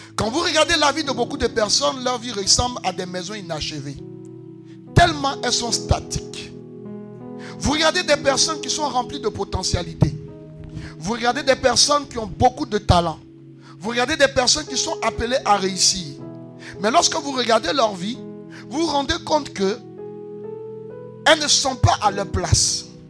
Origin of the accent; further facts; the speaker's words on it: Côte d’Ivoire; Pascal et moi, nous sommes enfants de Macori